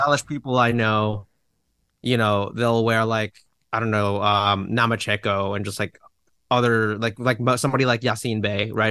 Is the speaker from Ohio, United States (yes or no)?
no; Fairfax, Virginia, United States; in Fairfax, Virginia.